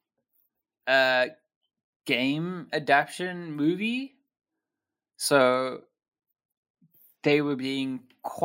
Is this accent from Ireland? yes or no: no; South Africa; growing up in an Afrikaans town, and then my dad being, like, very South African